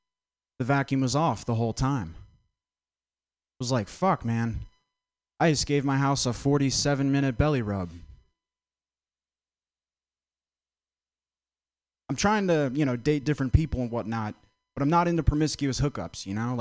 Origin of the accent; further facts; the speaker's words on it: Vermont, United States; I'm from Vermont